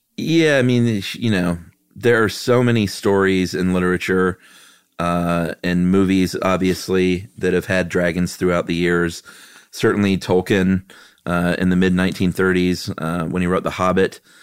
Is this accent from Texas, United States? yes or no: yes; Houston, Texas, United States; I grew up in Houston, Texas